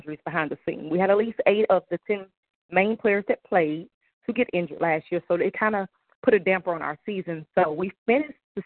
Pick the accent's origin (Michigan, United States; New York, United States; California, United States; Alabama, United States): Michigan, United States; Detroit; moved away as an adult; now in Grambling, United States; I come to Grambling by way of Detroit, Michigan, where I played volleyball there for many, many, many years